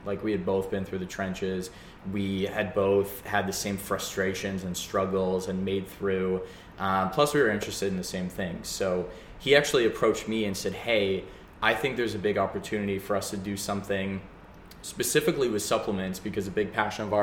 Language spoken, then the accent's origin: English; Calgary, Alberta, Canada; moved away as an adult; now in Vancouver, Canada; I grew up in Calgary and I moved out. I actually moved here to Vancouver.